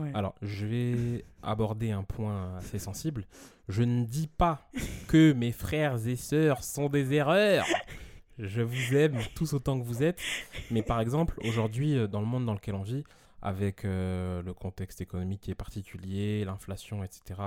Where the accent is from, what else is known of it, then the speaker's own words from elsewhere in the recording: Évry, Île-de-France, France; j'ai grandi à Evry dans un quartier qui s'appelle Les Épinettes et ensuite j'ai déménagé